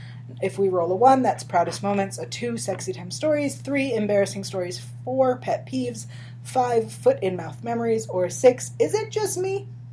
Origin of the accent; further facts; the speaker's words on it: Bay Area, California, United States; I grew up in the Bay Area.